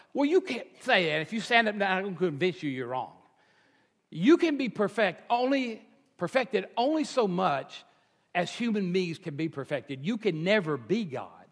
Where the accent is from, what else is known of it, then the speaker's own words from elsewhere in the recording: Texas, United States; I'm a Texan and the culture of being a Texan